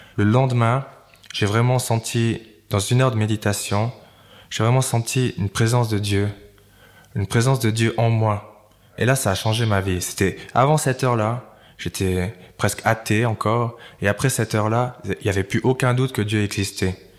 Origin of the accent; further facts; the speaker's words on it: Valais, Switzerland; je suis valaisan, j'étais très fier d'être valaisan